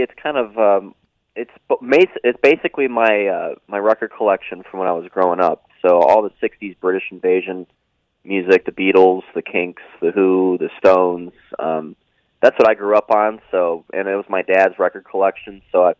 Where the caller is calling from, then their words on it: Florida, United States; also born or lived in Massachusetts; I'm calling from Florida